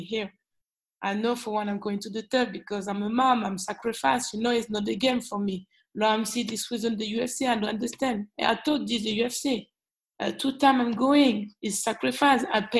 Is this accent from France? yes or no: yes; Lyon, Auvergne-Rhône-Alpes, France; English is a second language; I'm from Lyon